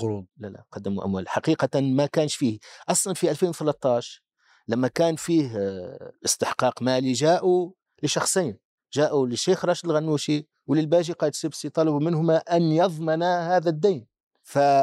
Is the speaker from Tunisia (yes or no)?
yes; Tunisia; عندنا في تونس